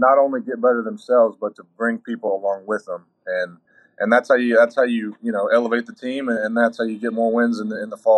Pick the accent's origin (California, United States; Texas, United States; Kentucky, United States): Kentucky, United States; Georgetown; I'm from Georgetown, which is right in their backyard